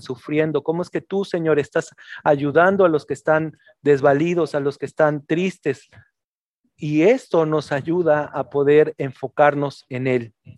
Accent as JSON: {"language": "Spanish", "region": "Mexico City", "country": "Mexico", "tie": "born or raised there", "moved": "yes", "lives_now": "northern Mexico", "said": "yo también nací en la Ciudad de México y en la Ciudad de México se vive de una forma muy diferente, te puedo decir acá en el norte."}